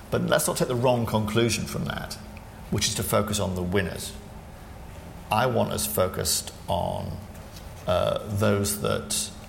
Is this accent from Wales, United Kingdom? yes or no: no; Sunderland, North East England, United Kingdom; Very good. That's where I'm from as well. So there you go. Uh, my accent's gone. Yours is stuck.